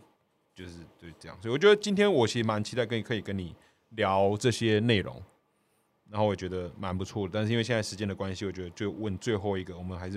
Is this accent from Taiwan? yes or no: yes; Kaohsiung, Taiwan; 哦，我是高雄人，我呃市长我投的有上啊，市议员投的没有没有上